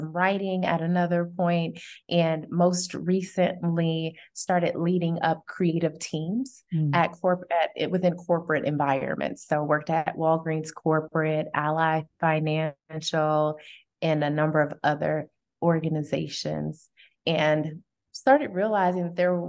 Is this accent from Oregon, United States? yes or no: no; Chicago, Illinois, United States; born there; So I would say I was born in Chicago. My mother is from Chicago. My dad was raised for the majority of his life in Kumasi, Ghana. So Ghanaian and African American